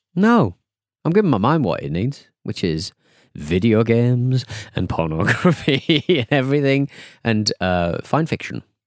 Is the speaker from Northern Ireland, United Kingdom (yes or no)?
no; Hartlepool, North East England, United Kingdom; my hometown of Hartlepool